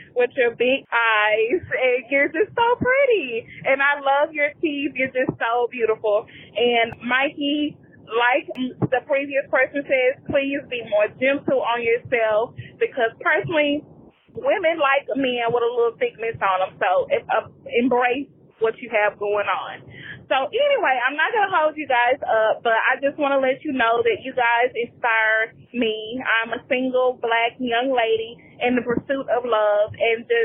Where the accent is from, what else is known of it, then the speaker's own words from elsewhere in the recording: Mississippi, United States; moved away as an adult; now in Texas, United States; I was born and raised in Mississippi, moved to Texas